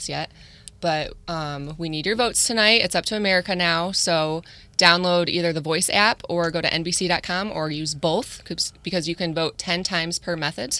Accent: Toledo, Ohio, United States; I'm born and raised in Toledo. I'll be in Toledo the rest of my life. I'm a nurse.

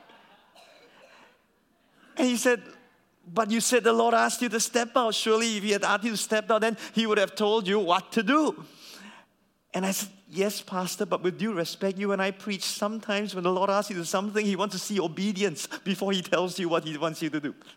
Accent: Singapore; as a Singaporean

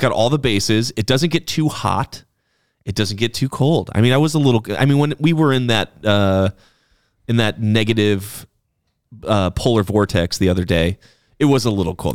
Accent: Wilmot, Wisconsin, United States; Wilmot, Wisconsin.

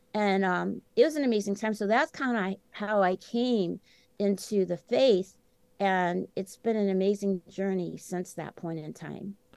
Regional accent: Champaign-Urbana, Illinois, United States; settled in uh, the academia town of Champaign-Urbana, Illinois, which is where the University of Illinois is located. That's where my two sisters and I were born and raised.

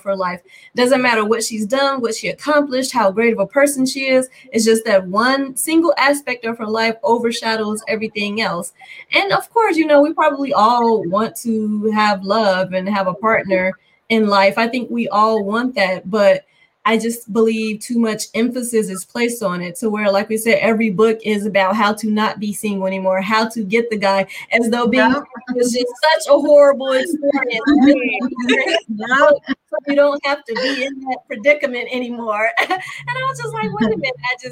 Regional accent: Gary, Indiana, United States; I grew up in Gary and I went to school at Valparaiso University

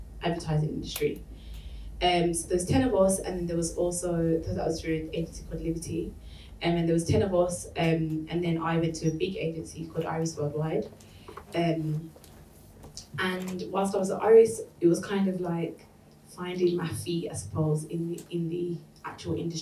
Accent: Birmingham, West Midlands, United Kingdom; moved away as an adult; now in London, United Kingdom; I'm originally from Birmingham, and I moved to London about 3.5 years ago.

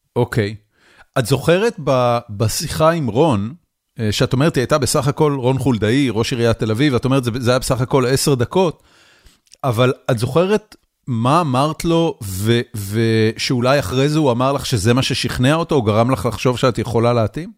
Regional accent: Haifa, Haifa District, Israel; moved away as an adult; גדלנו ביחד בחיפה, שני רחובות אחד ליד השני

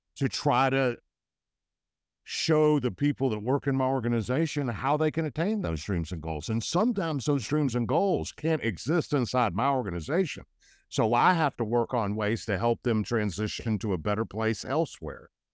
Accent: United States; I was born in the United States

